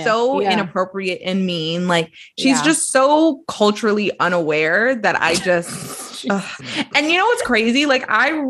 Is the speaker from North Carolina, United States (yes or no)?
no; Brooklyn, New York, United States; I grew up in Brooklyn, so I can say then.